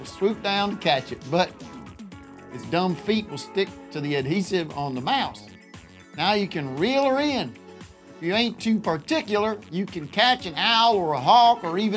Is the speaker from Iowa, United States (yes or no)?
no; Allentown, Pennsylvania, United States; I'm from Allentown